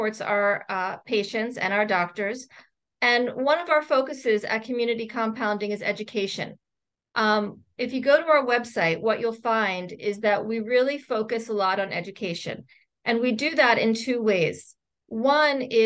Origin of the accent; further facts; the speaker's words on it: Philadelphia, Pennsylvania, United States; moved away as an adult; also born or lived in Boston, Massachusetts; now in Portland, United States; Temple University in Philadelphia, which is my hometown